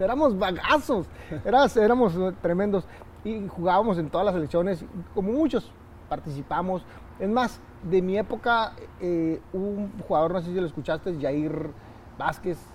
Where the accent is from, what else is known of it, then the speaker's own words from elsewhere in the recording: Mexico; los mexicanos somos